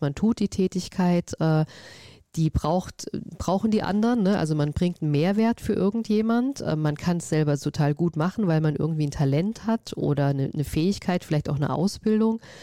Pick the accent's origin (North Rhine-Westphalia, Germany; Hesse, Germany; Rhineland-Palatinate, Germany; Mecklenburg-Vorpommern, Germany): Hesse, Germany; Vogelsberg; ich bin auf dem Land groß geworden, ähm, im Vogelsberg